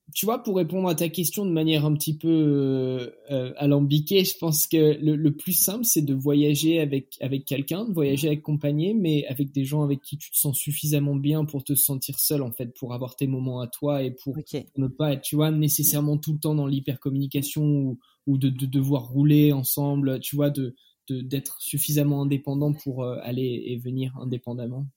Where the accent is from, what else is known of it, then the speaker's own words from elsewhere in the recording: Picardy, Hauts-de-France, France; moved away as an adult; also born or lived in Montélimar / Grenoble; je suis français, j'ai bientôt 32 ans dans quelques jours. Euh, je suis infirmier de, de, profession. J'ai grandi, je suis né à Montélimar, j'ai grandi en Picardie